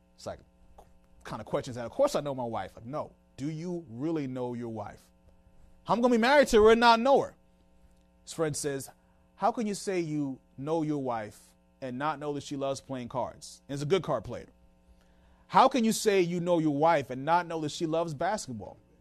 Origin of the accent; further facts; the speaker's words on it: Washington, District of Columbia, United States; moved away as an adult; also born or lived in Tucson, Arizona; we just moved back to the Washington, D C area. This is my hometown.